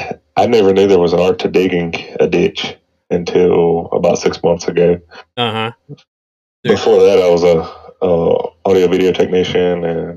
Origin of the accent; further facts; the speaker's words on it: Jackson, Mississippi, United States; I'm from Jackson, Mississippi, or just outside of Jackson, Mississippi.